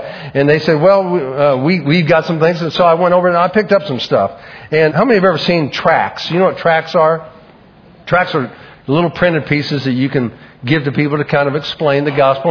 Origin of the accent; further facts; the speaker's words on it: Oklahoma City, Oklahoma, United States; growing up in Oklahoma City